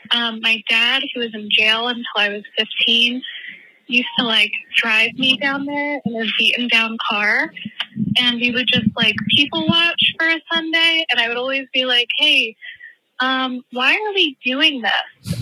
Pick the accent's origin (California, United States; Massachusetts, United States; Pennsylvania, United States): Pennsylvania, United States; Philadelphia; I'm actually from Philly.